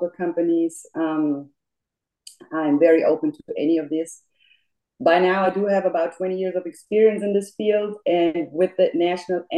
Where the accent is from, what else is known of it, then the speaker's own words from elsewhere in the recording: Munich, Bavaria, Germany; English is a second language; moved away as an adult; now in Memphis, United States; I was born and raised in Munich, Germany, and moved to the U.S. about 15 years ago